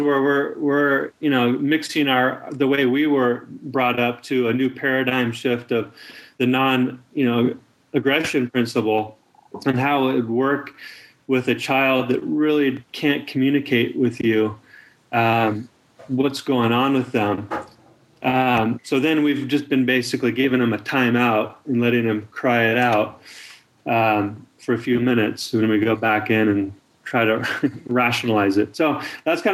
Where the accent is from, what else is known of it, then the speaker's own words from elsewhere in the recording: United States; I was born in America